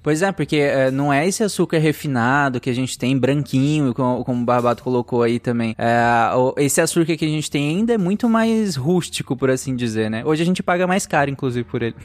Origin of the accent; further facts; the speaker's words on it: Pará, Brazil; Eu cresci no Pará, então eu, eu entrei em contato com muita mitologia indígena